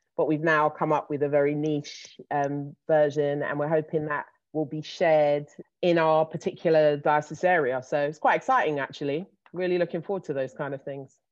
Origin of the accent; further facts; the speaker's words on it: London, United Kingdom; I'm based, I live in London, born and raised